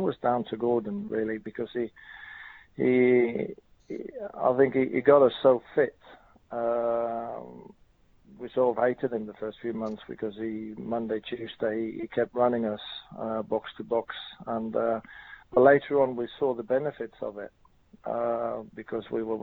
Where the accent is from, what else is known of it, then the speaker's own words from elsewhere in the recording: Norway; moved away as an adult; me growing up in Norway, watching the English League